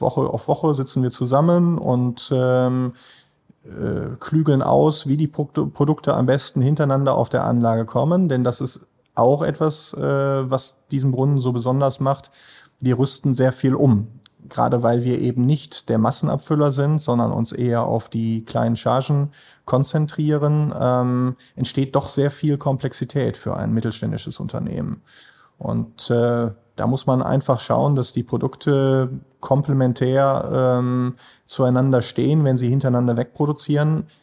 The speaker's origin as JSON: {"language": "German", "town": "Münster", "region": "North Rhine-Westphalia", "country": "Germany", "tie": "born or raised there", "lives_now": "Essen, Germany", "said": "ich bin äh, ursprünglich äh, in Münster groß geworden"}